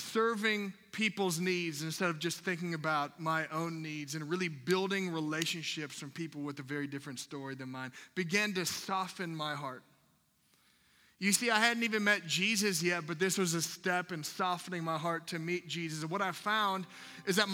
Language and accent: English; Minnesota, United States; I'm from Minnesota, I was up in Minnesota